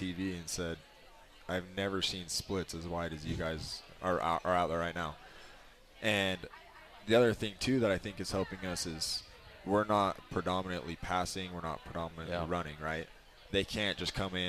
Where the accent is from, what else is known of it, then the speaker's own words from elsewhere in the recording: Utah, United States; I grew up in Utah County almost